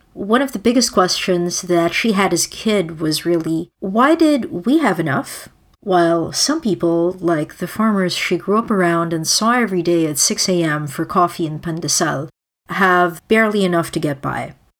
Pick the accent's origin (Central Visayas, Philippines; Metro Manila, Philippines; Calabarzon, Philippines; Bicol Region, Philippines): Metro Manila, Philippines; Manila; moved away; I grew up in the Philippines